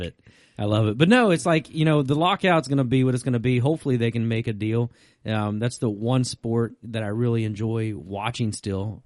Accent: Virginia, United States; also born or lived in North Carolina; growing up in Virginia.

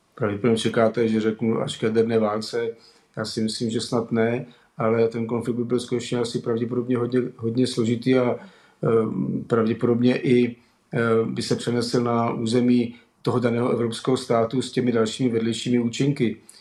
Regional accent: Czechia; my jako Češi

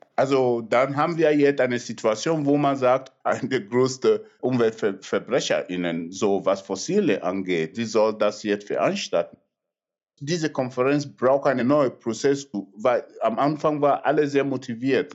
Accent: Nigeria; German is a second language; now in Germany; in mein Geburtsland Nigeria

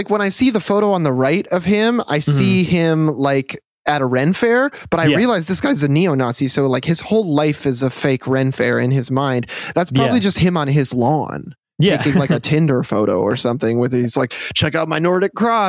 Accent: Midwest, United States; growing up in the Midwest, it's like everybody talks about how fucking dangerous Chicago is.

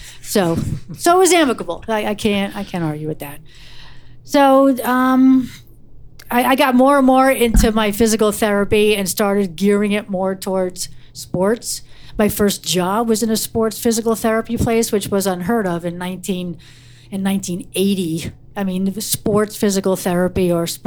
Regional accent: Wayne, New Jersey, United States; I grew up in Wayne, New Jersey

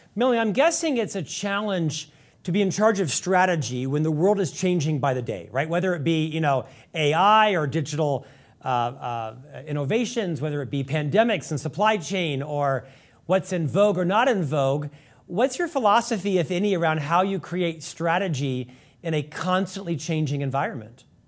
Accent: East Coast, United States; now in Salt Lake City, United States; I'm from the East Coast

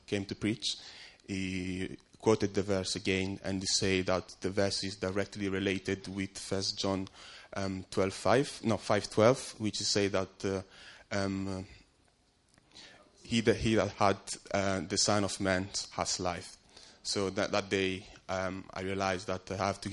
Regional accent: Italy; moved away as an adult; now in London, United Kingdom; I grew up in Italy

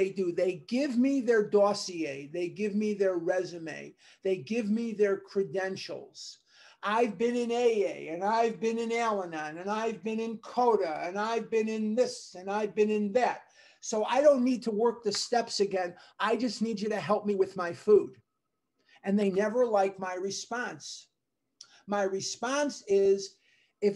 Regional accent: Chicago, Illinois, United States; now in Scottsdale, United States; I'm from Chicago

